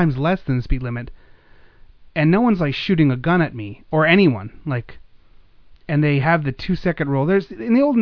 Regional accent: Pennsylvania, United States; now in Florida, United States; I grew up in Pennsylvania

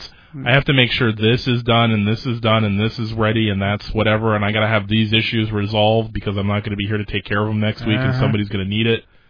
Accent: St. Petersburg, Florida, United States; born or raised there

